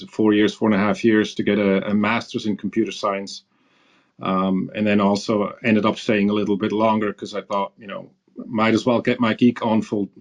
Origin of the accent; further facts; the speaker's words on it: near Zurich, Switzerland; also born or lived in Iran / Tulsa, Oklahoma; I grew up in Switzerland with a brother, so small town, you know, somewhere near Zurich.